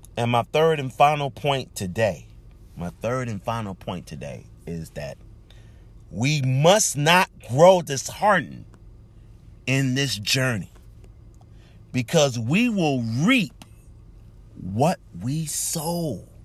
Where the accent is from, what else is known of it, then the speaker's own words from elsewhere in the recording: Charleston, South Carolina, United States; my hometown of Charleston, South Carolina